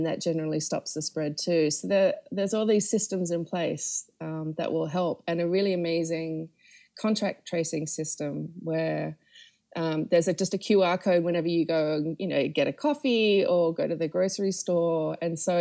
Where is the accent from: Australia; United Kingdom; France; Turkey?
Australia; Sydney, New South Wales; moved away as an adult; also born or lived in Melbourne, Australia / New York, United States; I'm from Sydney, Australia, and this is where I was born and raised